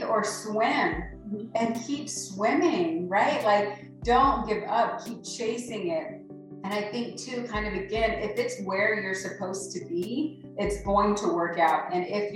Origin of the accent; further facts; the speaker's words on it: Alaska, United States; moved away as an adult; also born or lived in Mississippi / Tennessee; now in Globe, United States; I'm originally from Alaska, born and raised.